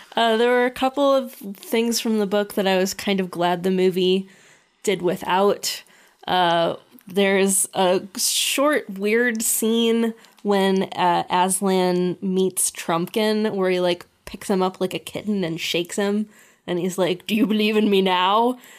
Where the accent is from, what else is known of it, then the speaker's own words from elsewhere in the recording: United States; being American